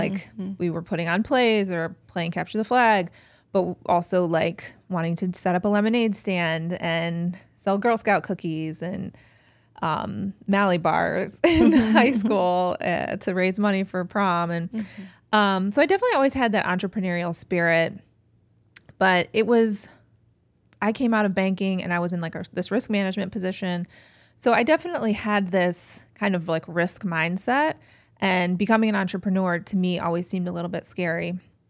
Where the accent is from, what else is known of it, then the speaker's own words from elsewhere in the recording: Cleveland, Ohio, United States; I'm an East Sider. Mm-hmm. I grew up on the East Side. I live now near Shaker Square.